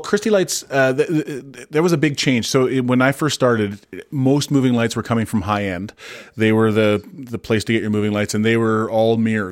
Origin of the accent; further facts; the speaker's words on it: Kamloops, British Columbia, Canada; I grew up in Kamloops